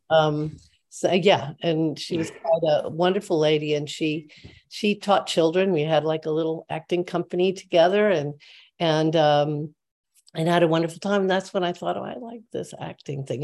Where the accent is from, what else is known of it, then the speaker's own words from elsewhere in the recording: Midwest, United States; moved away as an adult; I'm from the Midwest